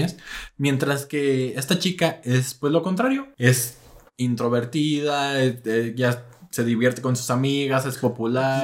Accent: Mexico; como buenos mexicanos

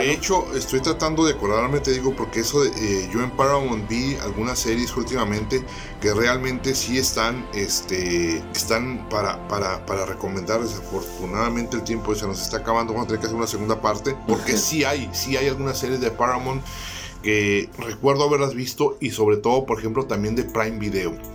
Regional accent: Tijuana, Baja California, Mexico; los que somos de Tijuana

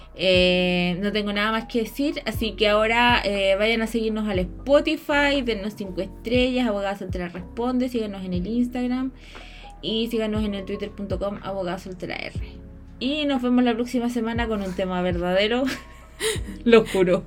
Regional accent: Chile

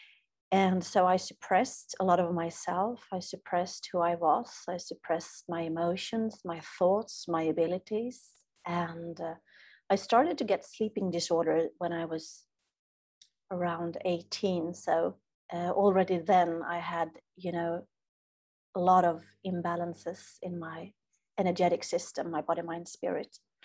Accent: Sweden; as a Swede, I'm from Sweden, so here we are taught

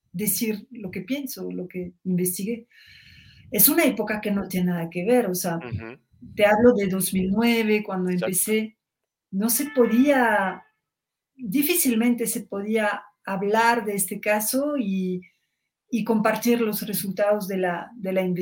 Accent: Mexico; Y yo en ese momento nada más tenía prejuicios como muchos mexicanos

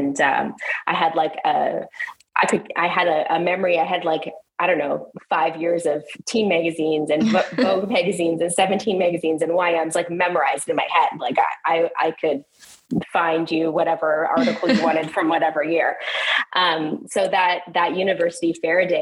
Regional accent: Ontario, Canada; also born or lived in Australia; I lived in Australia when I was very, very young, which makes more sense as an Aussie kid and does not make sense if you're growing up in Ontario

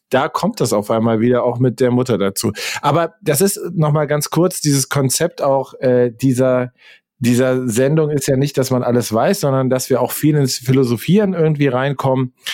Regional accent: Hesse, Germany; Also der Grenzfluss, der von mir, wo ich aufgewachsen bin, ich bin im Nordhessischen aufgewachsen, der nächste Grenzfluss war die Werra.

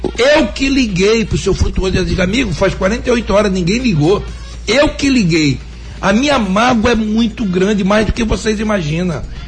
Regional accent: Northeast Region, Brazil; como nordestino

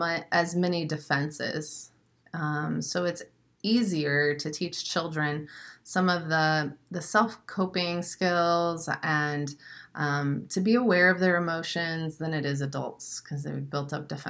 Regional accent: Springfield, Missouri, United States; also born or lived in St. Louis, Missouri; now in Florida, United States; I'm from Springfield, Missouri. So I'm a Missouri Midwestern girl. Lived in St. Louis before

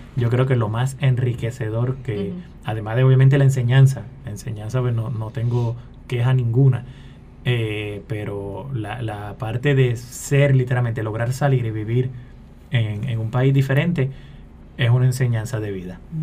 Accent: Trujillo Alto, Puerto Rico; also born or lived in San Juan; yo soy nacido en San Juan, criado en Trujillo Alto

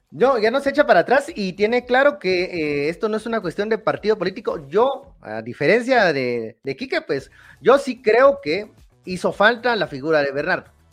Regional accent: Guatemala

